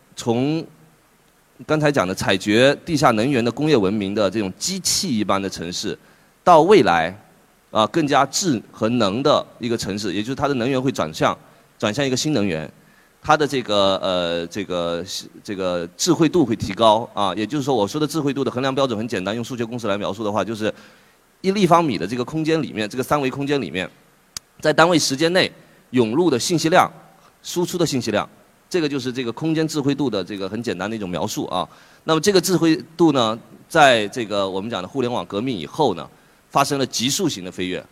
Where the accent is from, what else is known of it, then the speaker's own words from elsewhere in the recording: Fuzhou, Fujian, China; moved away; 我老家这个福州